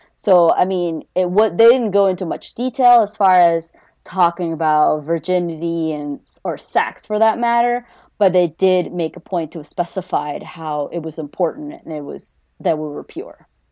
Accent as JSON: {"language": "English", "country": "Peru", "tie": "born or raised there", "moved": "yes", "lives_now": "United States", "said": "I was born and raised in Peru before I moved here."}